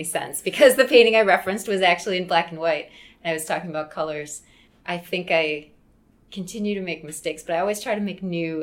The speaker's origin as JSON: {"language": "English", "town": "Wheaton", "region": "Illinois", "country": "United States", "tie": "born or raised there", "said": "I grew up in Wheaton, which is about an hour outside the city."}